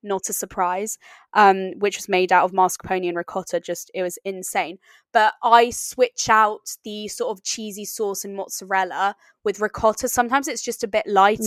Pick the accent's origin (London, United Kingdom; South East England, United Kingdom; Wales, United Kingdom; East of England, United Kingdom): South East England, United Kingdom; East Sussex; my hometown in East Sussex